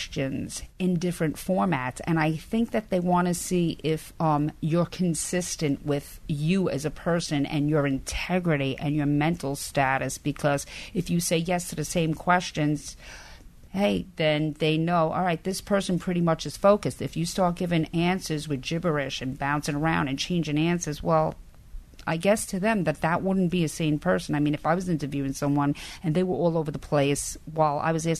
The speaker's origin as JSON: {"language": "English", "town": "New York City", "region": "New York", "country": "United States", "tie": "born or raised there", "also_born_or_lived": "Long Island", "said": "I grew up in Brooklyn, New York"}